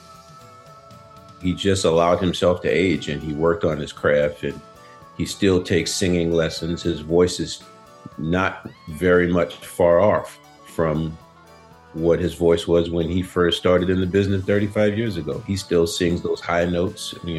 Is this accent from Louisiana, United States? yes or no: yes; New Orleans, Louisiana, United States; also born or lived in Breaux Bridge, Louisiana; growing up in New Orleans